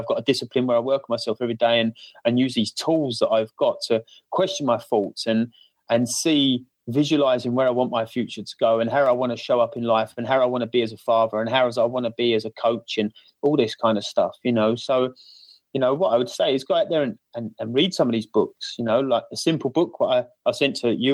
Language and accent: English; Essex, East of England, United Kingdom; accent: cockney Essex; my cockney Essex accent